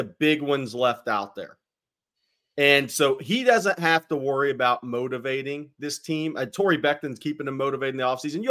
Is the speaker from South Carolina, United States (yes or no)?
no; Nacogdoches, Texas, United States; I grew up in Nacogdoches